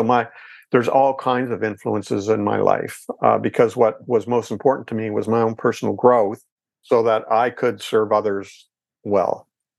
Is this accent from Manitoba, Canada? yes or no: no; Ontario, Canada; And I'm in Canada. I'm Canadian, by the way.